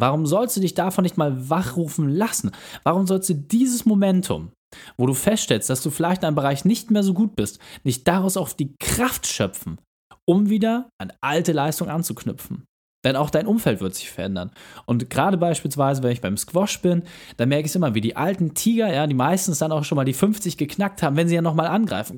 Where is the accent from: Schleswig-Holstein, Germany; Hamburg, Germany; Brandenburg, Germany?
Hamburg, Germany; als Hamburger